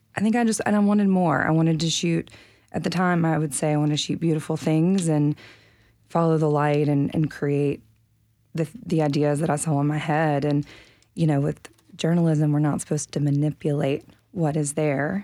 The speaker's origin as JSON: {"language": "English", "region": "the South", "country": "United States", "lives_now": "Nashville, United States", "said": "I'm from the South"}